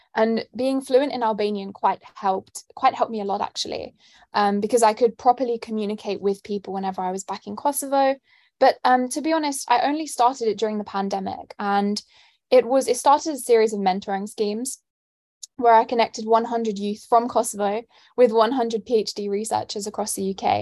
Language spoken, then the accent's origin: English; London, United Kingdom; moved away as an adult; now in St Andrews, United Kingdom; I'm born and raised in London, as you can tell by my accent